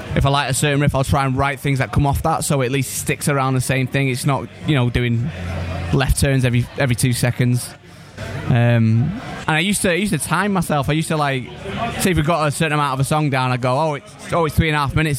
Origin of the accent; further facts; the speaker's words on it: Manchester, North West England, United Kingdom; I'm from from Manchester.